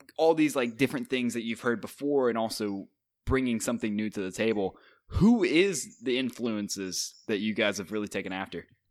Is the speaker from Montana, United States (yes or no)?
yes; Montana, United States; moved away; my home state